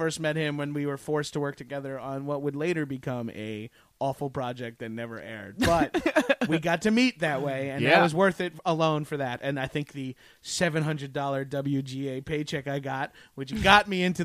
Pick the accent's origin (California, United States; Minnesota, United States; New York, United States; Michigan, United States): New York, United States; because I'm from New York